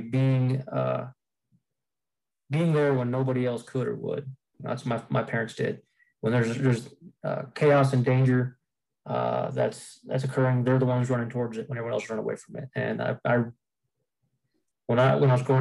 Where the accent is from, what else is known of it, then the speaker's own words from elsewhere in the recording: Fort Collins, Colorado, United States; I grew up Fort Collins, Colorado, born and raised